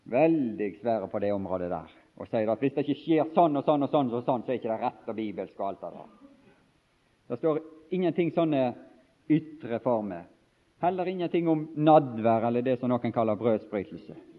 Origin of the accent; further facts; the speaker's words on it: Bergen, Vestland, Norway; jeg er fra Bergens område og bor i Bergen